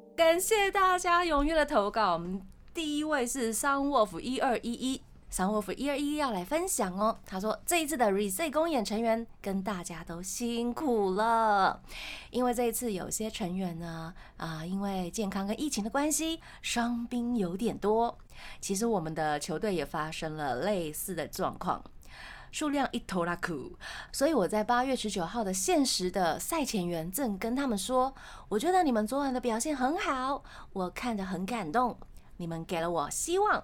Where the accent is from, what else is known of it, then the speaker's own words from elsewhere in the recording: Tainan, Taiwan; 因为我是台南人啊